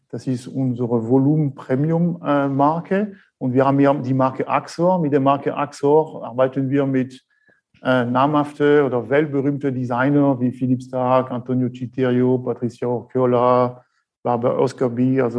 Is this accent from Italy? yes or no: no; France; accent: French; German is a second language; moved away as an adult; also born or lived in Thuringia; now in Germany; Sie werden schon gleich hören an meinem Akzent. Äh, ich bin der Franzose hier aus dem äh, Schwarzwald.